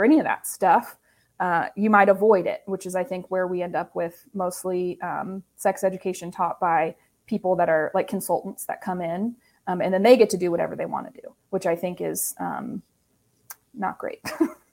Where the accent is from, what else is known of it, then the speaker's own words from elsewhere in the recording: Ohio, United States; now in Indiana, United States; I'm originally from Ohio